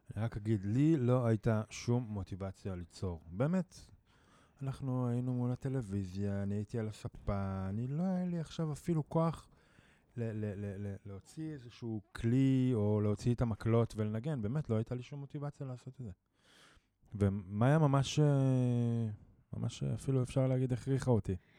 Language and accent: Hebrew; Jezreel Valley, Northern District, Israel; moved away; אני מוזיקאי אה, מתופף, אה, במקור מהצפון, מעמק יזרעאל